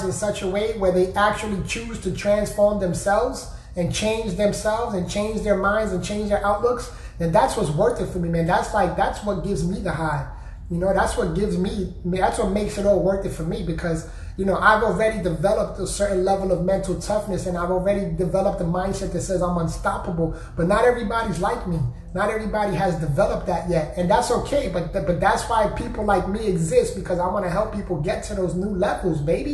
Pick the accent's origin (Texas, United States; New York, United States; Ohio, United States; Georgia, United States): New York, United States; I'm from New York